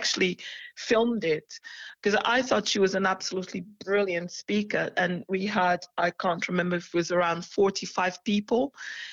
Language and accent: English; Portugal; now in United Kingdom; I'm Portuguese, you see. I'm a Portuguese national. I'm a British national as well, but I'm a Portuguese national.